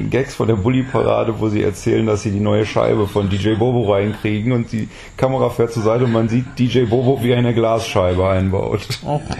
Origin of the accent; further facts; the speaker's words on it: Netherlands; Ich komme aus Holland.